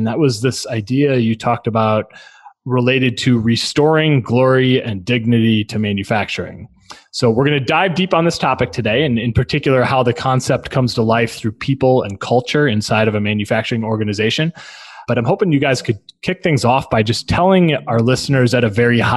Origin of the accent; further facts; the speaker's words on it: Milwaukee, Wisconsin, United States; moved away as an adult; now in St. Louis, United States; I didn't grow up here. I grew up in Milwaukee